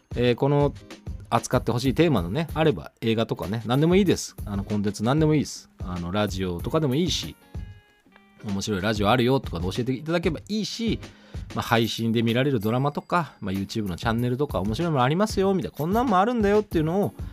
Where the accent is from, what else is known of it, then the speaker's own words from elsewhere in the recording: Kochi, Japan; moved away; 私と同じ高知出身